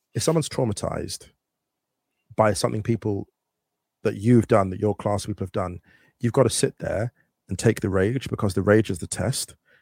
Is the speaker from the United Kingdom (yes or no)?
yes; West Drayton, London, United Kingdom; moved away as an adult; now in Berlin, Germany; I grew up in West Drayton around working class people